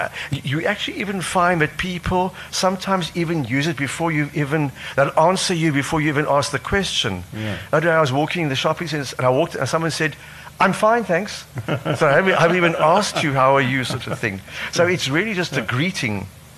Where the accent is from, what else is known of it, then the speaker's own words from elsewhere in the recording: Cape Province, South Africa; born there; No, but I was born in the Cape.